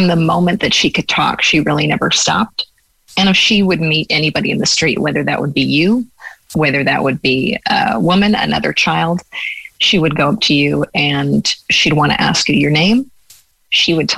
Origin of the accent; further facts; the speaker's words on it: Los Angeles, California, United States; moved away as an adult; now in West Cork, Ireland; I grew up in Los Angeles